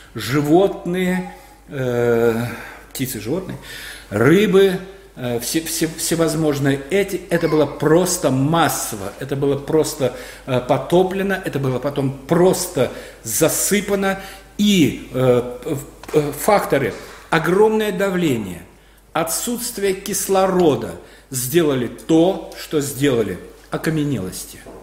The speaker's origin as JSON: {"language": "Russian", "country": "Belarus", "said": "мы, белорусы, молодая нация"}